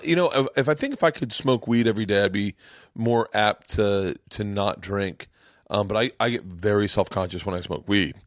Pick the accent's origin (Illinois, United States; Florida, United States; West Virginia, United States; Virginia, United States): Florida, United States; I grew up in Florida